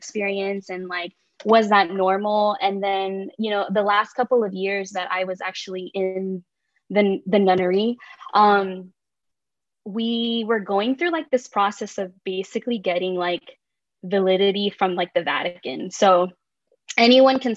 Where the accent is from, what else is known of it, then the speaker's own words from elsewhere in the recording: Bay Area, California, United States; now in Southern California, United States; I'm from the Bay Area, and when I moved to like SoCal